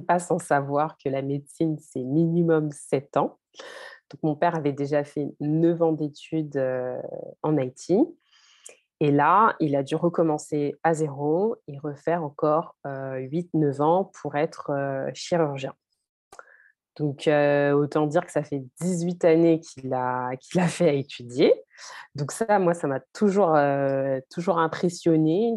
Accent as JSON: {"language": "French", "country": "France", "tie": "born or raised there", "said": "j'ai grandi, je suis née en France"}